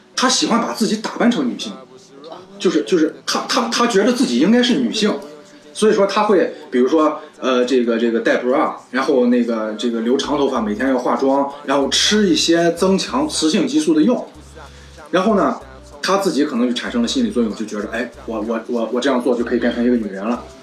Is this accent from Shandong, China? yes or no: yes; Jinan, Shandong, China; 因为我是济南人嘛，就是从小在这儿长大